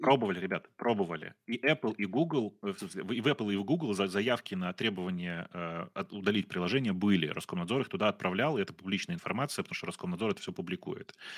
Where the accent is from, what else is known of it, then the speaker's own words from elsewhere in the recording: Russia; now in Ukraine; очевидно, что я из России. У меня мама, слава богу, украинка, но э, я приехал из России, у меня был российский паспорт